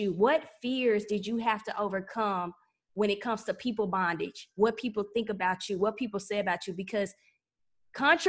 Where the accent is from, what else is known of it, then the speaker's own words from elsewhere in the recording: Pine Bluff, Arkansas, United States; I'm from Pine Bluff, Arkansas.